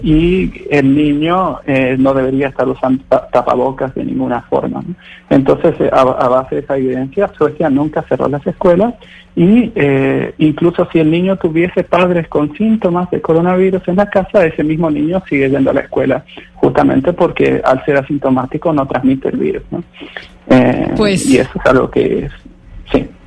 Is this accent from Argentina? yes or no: yes; Argentina; now in Sweden; yo soy argentino, tengo toda mi familia en Argentina